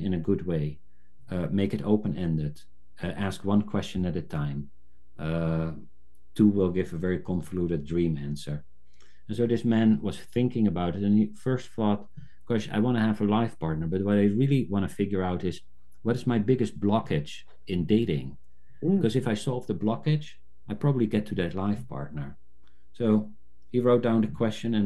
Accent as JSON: {"language": "English", "country": "South Africa", "tie": "born or raised there", "said": "I was born in South Africa, I've somehow resonated with the African indigenous tradition"}